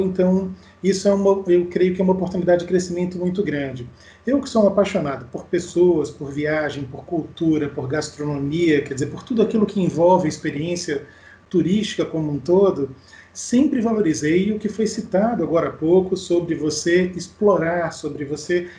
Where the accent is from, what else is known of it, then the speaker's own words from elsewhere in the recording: Pernambuco, Brazil; moved away as an adult; also born or lived in Rio Grande do Sul / Rio de Janeiro; now in Niterói, Brazil; Eu sou gaúcho, criado em Pernambuco e que vive há 20 anos no Rio de Janeiro